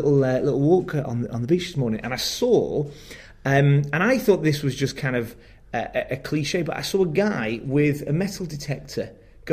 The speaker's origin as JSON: {"language": "English", "town": "Preston", "region": "North West England", "country": "United Kingdom", "lives_now": "Manchester, United Kingdom", "said": "I'm a man from the north. I'm from Preston, live in Manchester."}